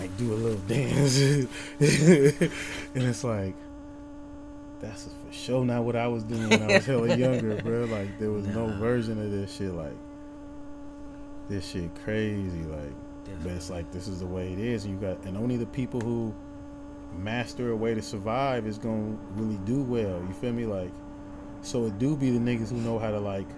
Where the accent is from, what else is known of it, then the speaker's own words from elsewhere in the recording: Oakland, California, United States; I'm from Oakland